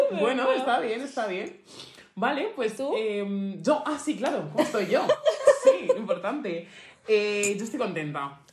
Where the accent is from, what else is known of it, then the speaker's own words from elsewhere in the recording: Getafe, Community of Madrid, Spain; yo siempre te voy a decir que soy de Getafe